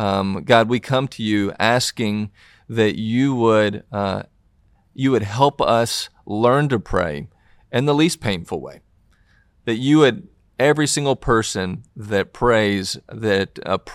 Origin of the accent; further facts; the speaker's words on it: Tennessee, United States; accent: Southern; from Tennessee, and obviously from my accent, you can tell I'm from the South in this.